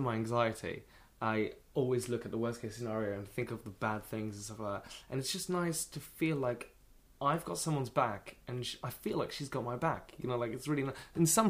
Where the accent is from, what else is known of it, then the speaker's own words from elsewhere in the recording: England, United Kingdom; I'm English, you know, but like...